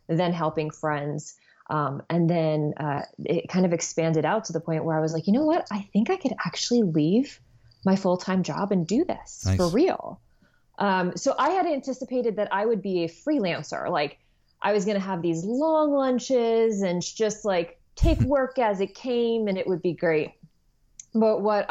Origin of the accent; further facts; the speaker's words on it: New Jersey, United States; moved away as an adult; I am originally from New Jersey and have somehow, by the twists of fate, returned here once again